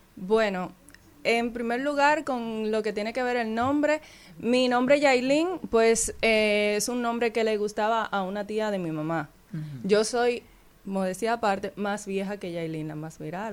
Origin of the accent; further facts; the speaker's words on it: Santa Cruz de Barahona, Barahona, Dominican Republic; now in Santo Domingo, Dominican Republic; yo soy de Barahona, viví allá, ahora estoy viviendo en Santo Domingo